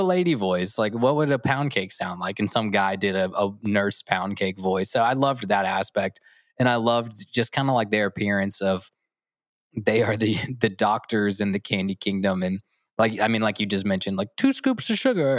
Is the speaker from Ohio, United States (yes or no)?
no; Augusta, Georgia, United States; moved away; I grew up in Augusta, Georgia, so the Masters is bit of my hometown fame